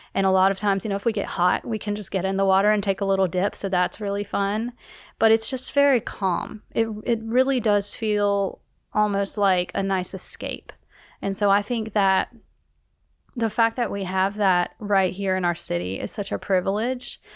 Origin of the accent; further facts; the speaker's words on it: South Carolina, United States; moved away; Growing up in South Carolina, I was not near a, a source of water